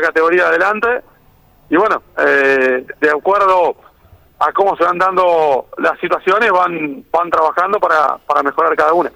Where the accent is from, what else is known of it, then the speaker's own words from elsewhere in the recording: Santa Fe, Argentina; como santafesinos